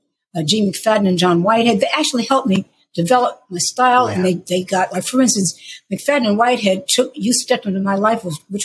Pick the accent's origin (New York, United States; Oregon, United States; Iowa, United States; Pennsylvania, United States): New York, United States; accent: New York; because I don't have a Southern accent, I don't have like, you know, a deep, deep, deep contralto, gravelly, gospely voice. I sound like I'm from New York.